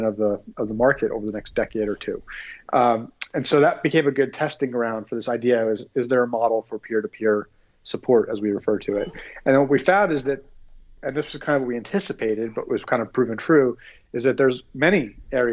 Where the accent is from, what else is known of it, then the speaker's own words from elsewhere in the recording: New Jersey, United States; moved away as an adult; also born or lived in New York / Philadelphia; now in Phoenix, United States; grew up in New Jersey, kind of lived all over that area, New York, Philadelphia